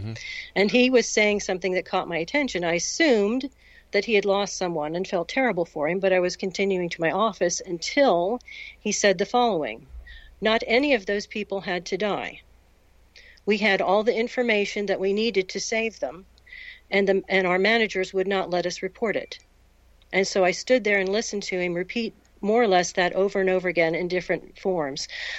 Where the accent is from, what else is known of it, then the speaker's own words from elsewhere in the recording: Florida, United States; I'm going to move back to Florida, because we're both from Florida.